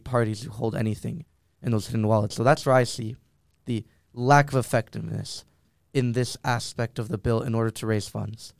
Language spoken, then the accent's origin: English; Miami, Florida, United States; moved away; my hometown of Miami